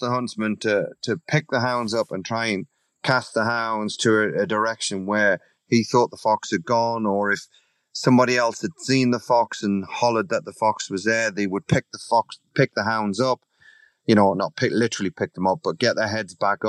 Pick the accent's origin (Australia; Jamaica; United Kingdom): United Kingdom; England; also born or lived in Italy / Canada / Virginia; now in United States; being an Englishman